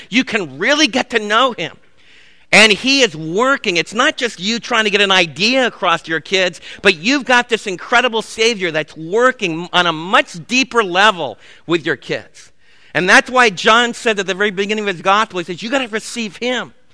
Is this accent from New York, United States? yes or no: yes; New York City, New York, United States; moved away; Where I was raised back in the Big Apple